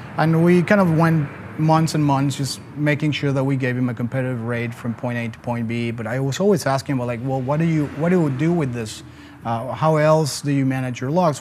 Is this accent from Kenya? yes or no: no; Mexico City, Mexico; moved away as an adult; also born or lived in Philadelphia, United States; now in Atlanta, United States; I'm originally from Mexico City